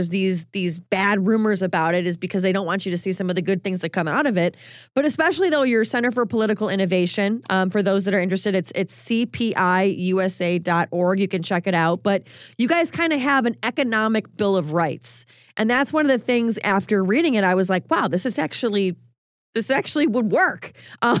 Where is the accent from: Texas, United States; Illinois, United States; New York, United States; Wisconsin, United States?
Illinois, United States; Chicago; That's my hometown.